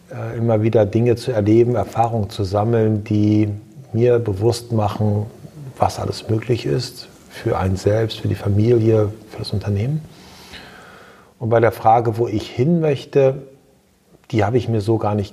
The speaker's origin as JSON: {"language": "German", "region": "Lower Saxony", "country": "Germany", "tie": "born or raised there", "said": "ich bin in Ostfriesland geboren, ich bin in Ostfriesland groß geworden, ich war dann zwischenzeitlich in der Weltgeschichte unterwegs und bin dann wieder zurückgekehrt nach Ostfriesland."}